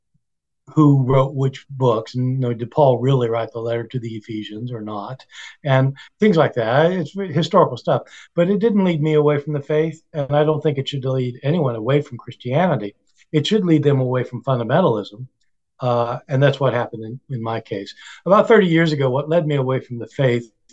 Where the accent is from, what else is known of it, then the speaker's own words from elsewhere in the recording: Kansas, United States; moved away as an adult; I grew up in Kansas